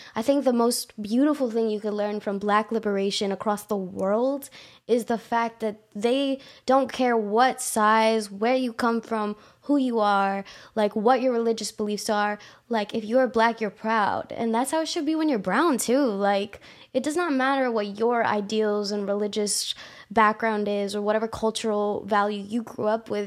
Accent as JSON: {"language": "English", "town": "Houston", "region": "Texas", "country": "United States", "tie": "born or raised there", "said": "I was born in Houston, you know, H-Town"}